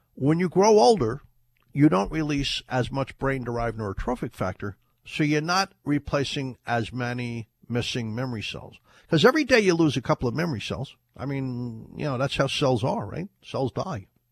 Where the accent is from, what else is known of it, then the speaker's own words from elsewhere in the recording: Ireland; now in United States; when I was a kid in Ireland, we used to call it turmeric. I was born in Ireland